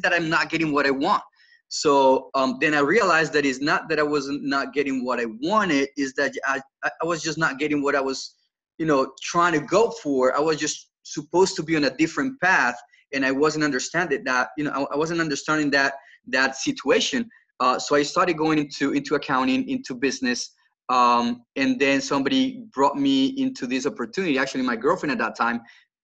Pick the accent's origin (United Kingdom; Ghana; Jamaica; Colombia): Colombia; now in South Carolina, United States; for those of you that can't get my accent, I'm not from here originally. I was born in Colombia in South America, in South Carolina.